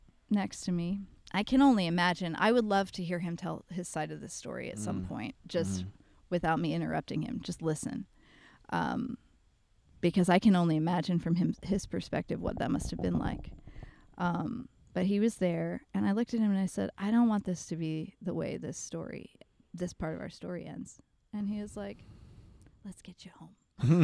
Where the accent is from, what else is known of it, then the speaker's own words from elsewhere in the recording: the South, United States; you and I have talked about this kind of stuff, just both growing up in the South and, you know